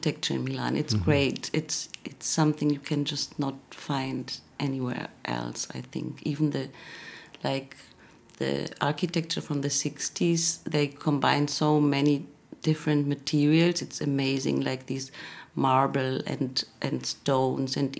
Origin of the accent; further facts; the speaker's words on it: Germany; now in Vienna, Austria; I've been the first 6 or 7 years in Vienna, and then I grew up in Germany in different cities.